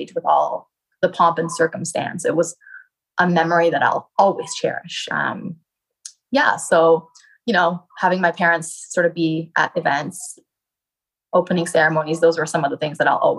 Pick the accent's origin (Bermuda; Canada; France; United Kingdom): Canada; my home country of Canada